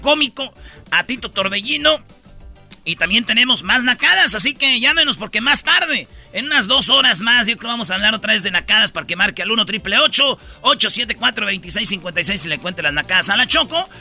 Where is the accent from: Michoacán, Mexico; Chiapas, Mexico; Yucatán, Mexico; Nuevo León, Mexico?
Michoacán, Mexico; Jiquilpan; yo soy de Jiquilpan, Michoacán, donde nació Lázaro Cárdenas del Río